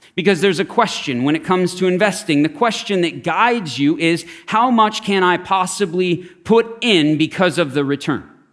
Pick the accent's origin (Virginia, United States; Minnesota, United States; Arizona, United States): Arizona, United States; Scottsdale; I grew up in Scottsdale.